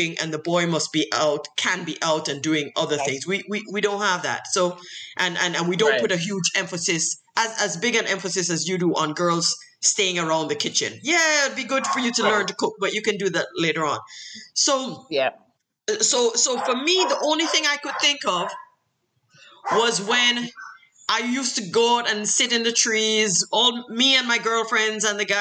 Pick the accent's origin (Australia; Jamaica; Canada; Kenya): Jamaica; a hardcore Jamaican in university